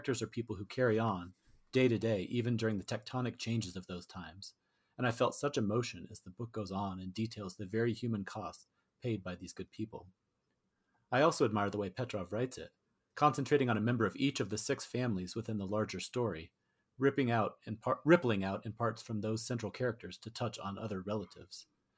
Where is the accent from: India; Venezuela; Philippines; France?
India; first language Tamil; English is a second language; I first came across Ambai's work when I was an undergraduate in India. Okay. Tamil is my mother tongue, and while I can speak it fluently, I do not know how to read and write Tamil